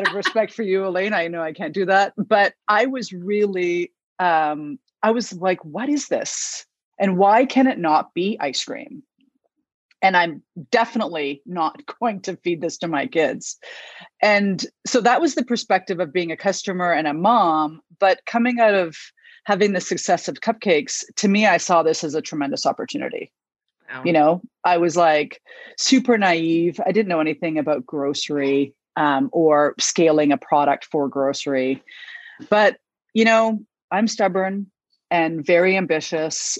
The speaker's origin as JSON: {"language": "English", "town": "Victoria", "region": "British Columbia", "country": "Canada", "tie": "born or raised there", "said": "I grew up in Victoria on a organic self-sustaining farm"}